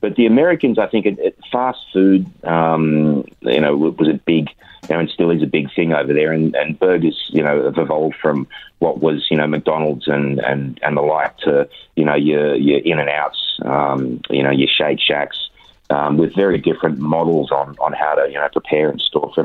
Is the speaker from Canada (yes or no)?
no; Australia; as most Australian actors